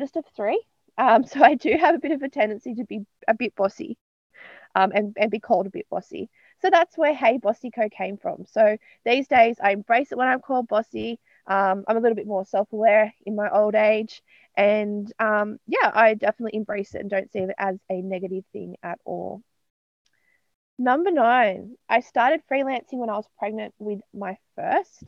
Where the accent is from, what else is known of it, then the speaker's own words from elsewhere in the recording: Newcastle, New South Wales, Australia; now in Hawkesbury, Australia; I'm from Newcastle in New South Wales, but I'm currently based in the Hawkesbury area of Western Sydney.